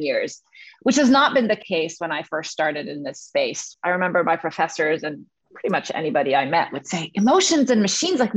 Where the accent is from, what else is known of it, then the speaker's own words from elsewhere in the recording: Egypt; moved away as an adult; also born or lived in Cairo, Egypt / England; now in United States; I grew up in the Middle East. I'm originally from Egypt.